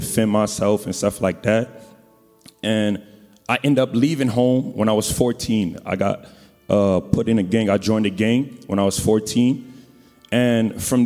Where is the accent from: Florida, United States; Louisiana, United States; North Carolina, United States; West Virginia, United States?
Louisiana, United States; New Orleans; I'm from New Orleans